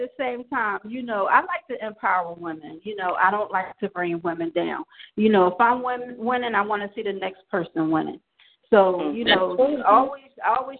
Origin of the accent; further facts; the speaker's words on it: Philadelphia, Pennsylvania, United States; I'm from Philly as well.